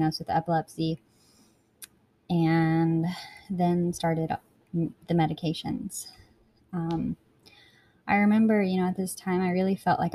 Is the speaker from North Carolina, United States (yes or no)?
yes; Blowing Rock, North Carolina, United States; So I was born in Blowing Rock, North Carolina, which is a little town in the mountains, the Appalachian Mountains